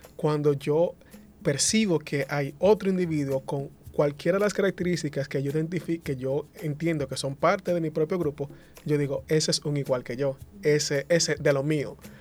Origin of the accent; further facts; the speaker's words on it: Dominican Republic; accent: Dominican Spanish; first language Spanish; dos hablantes nativos del dominicano, el español dominicano